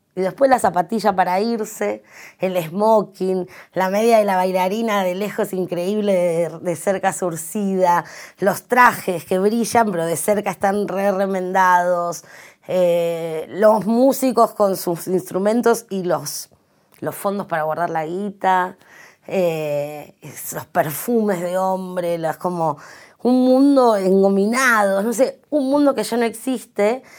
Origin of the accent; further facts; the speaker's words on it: Santiago del Estero, Argentina; el lugar que yo nací, que es en Santiago del Estero